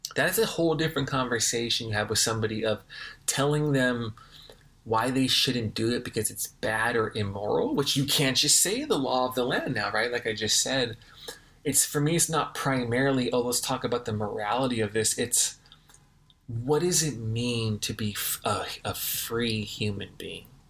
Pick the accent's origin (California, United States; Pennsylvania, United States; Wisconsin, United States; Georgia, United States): California, United States; Los Angeles; I grew up in Los Angeles